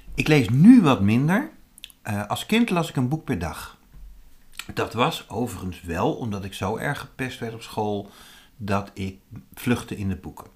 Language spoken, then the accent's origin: Dutch; Zutphen, Gelderland, Netherlands; dat was in Zutphen, waar ik vandaan kom